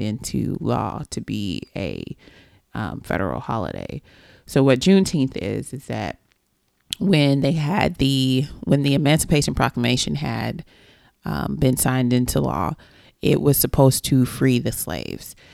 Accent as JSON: {"language": "English", "region": "Texas", "country": "United States", "tie": "born or raised there", "said": "I am a Texan, a native Texan"}